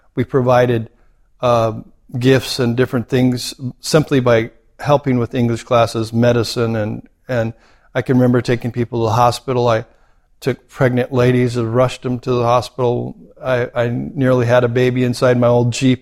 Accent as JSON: {"language": "English", "country": "United States", "also_born_or_lived": "Cambodia", "moved": "as an adult", "lives_now": "Australia", "said": "I remember being very American and thinking I'm going to do it the way, you know, I grew up understanding how things are done"}